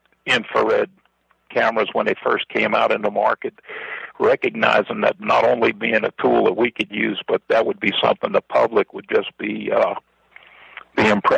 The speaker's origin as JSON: {"language": "English", "region": "New Jersey", "country": "United States", "said": "From New Jersey."}